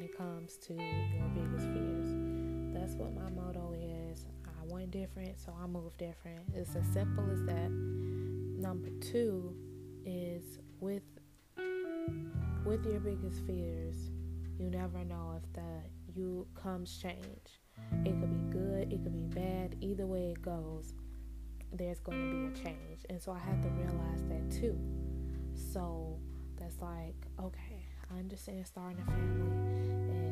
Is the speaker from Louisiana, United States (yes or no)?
no; Chicago, Illinois, United States; also born or lived in Benton Harbor, Michigan; I'm from Chicago, born and raised on the south side in Inglewood